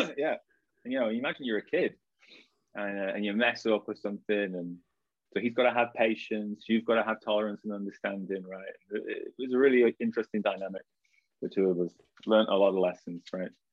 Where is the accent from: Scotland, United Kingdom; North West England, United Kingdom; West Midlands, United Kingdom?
North West England, United Kingdom; Blackpool; also born or lived in Liverpool; I grew up in Blackpool, and for anyone that doesn't know, that's the northwest of England